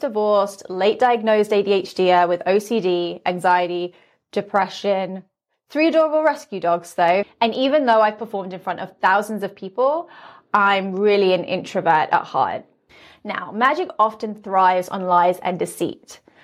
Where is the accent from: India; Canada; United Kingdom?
United Kingdom; London; now in Las Vegas, United States; I'm originally from London, but now I live in Las Vegas.